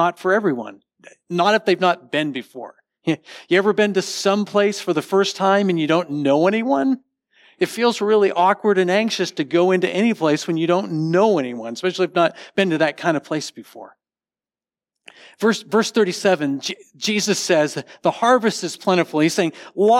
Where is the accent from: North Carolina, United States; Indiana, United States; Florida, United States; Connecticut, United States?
Connecticut, United States; now in Texas, United States; I grew up in Connecticut, and we had dominoes up there